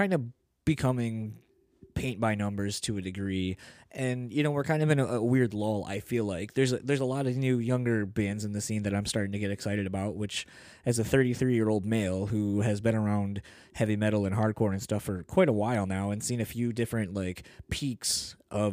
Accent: Delaware, United States; now in Michigan, United States; I grew up originally in Delaware

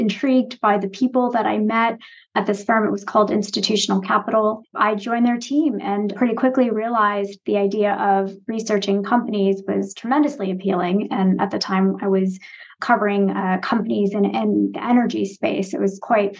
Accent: outside of Boston, Massachusetts, United States; moved away; also born or lived in Michigan / Chicago; I grew up outside of Boston

